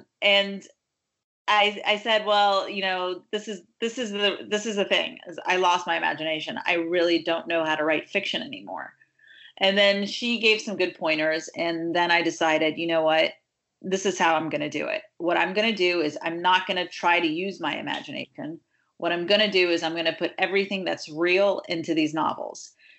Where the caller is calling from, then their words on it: Redondo Beach, California, United States; I am calling from Redondo Beach, California right now.